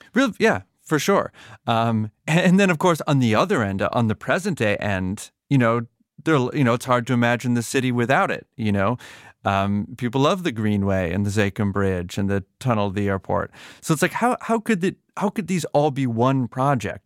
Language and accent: English; Massachusetts, United States; I grew up in Massachusetts, but not in Boston proper.